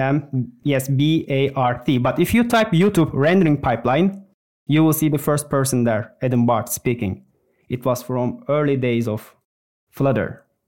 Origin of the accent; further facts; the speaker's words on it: Turkey; moved away as an adult; now in Finland; I'm from Turkey, but I've been living in Finland for the last eleven years